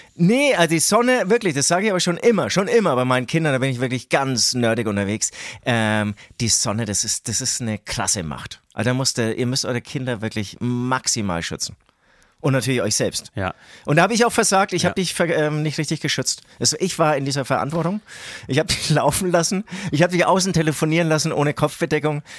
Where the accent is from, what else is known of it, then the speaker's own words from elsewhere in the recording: Herzogenaurach, Bavaria, Germany; aus Herzogenaurach, aus dem tiefsten Mittelfranken kommen, Alter, ähm, leider auch immer noch so ein kleiner Sprachfehler, den ich nicht wegbekomme